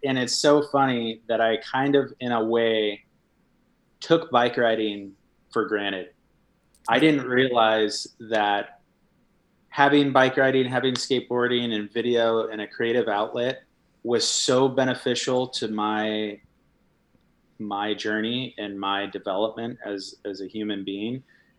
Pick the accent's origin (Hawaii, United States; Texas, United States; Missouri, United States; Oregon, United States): Hawaii, United States; I love Hawaii, and I did a lot of boogie boarding when growing up in Hawaii.